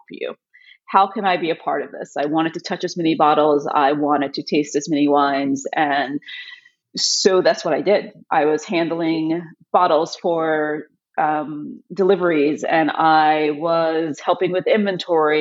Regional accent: Chicago, Illinois, United States; now in Boston, United States; I'm originally from Chicago, but I've lived in Boston for the last 30 plus years.

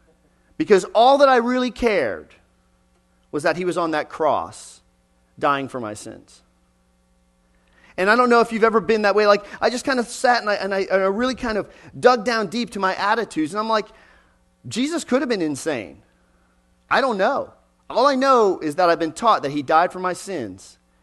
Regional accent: Texas, United States; also born or lived in Pennsylvania; When we moved to Texas, I was born in Western Pennsylvania, but when we moved to Texas, where I spent 20 years of my life, we were fifth pew back, right side of the aisle.

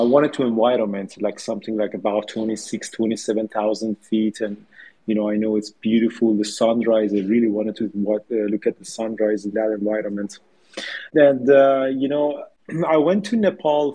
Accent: Tehran, Tehran Province, Iran; moved away as an adult; now in Canada; I grew up in Tehran in Iran

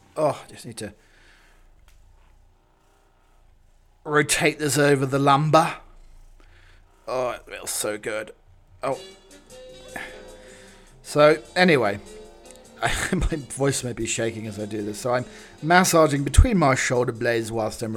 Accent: England, United Kingdom; I'm English

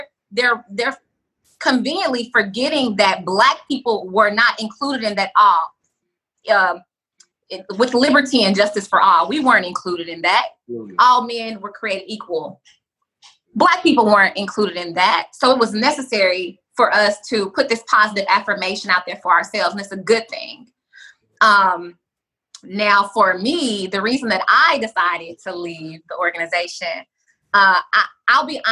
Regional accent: Nashville, Tennessee, United States; also born or lived in Atlanta; now in Los Angeles, United States; I'm from Nashville. I lived in Atlanta before I moved to LA.

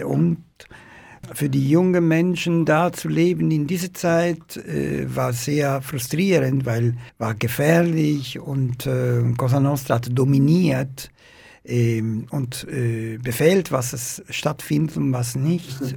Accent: Palermo, Sicily, Italy; German is a second language; moved away as an adult; in Palermo. Ich bin aufgewachsen im Zentrum der Stadt mit meiner Familie

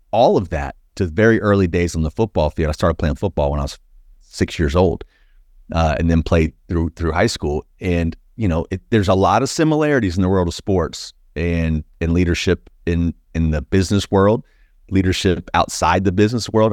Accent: Plant City, Florida, United States; I grew up in a small, small town called Plant City, Florida

